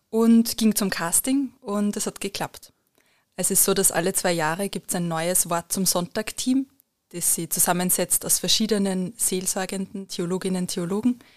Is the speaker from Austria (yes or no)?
yes; Lower Austria, Austria; Ich bin in Niederösterreich aufgewachsen und ins Stiftsgymnasium Melk gegangen.